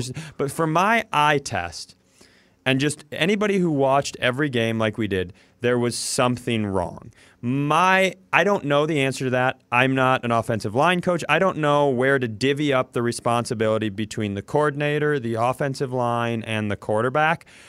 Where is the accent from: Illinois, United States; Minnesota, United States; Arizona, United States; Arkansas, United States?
Minnesota, United States; Worthington; I grew up in Worthington, Minnesota.